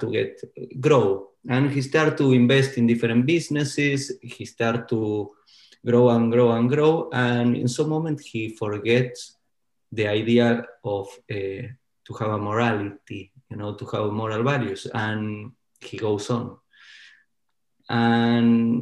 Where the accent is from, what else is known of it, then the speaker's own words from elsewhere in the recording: Argentina; now in New York, United States; I grew up in Argentina.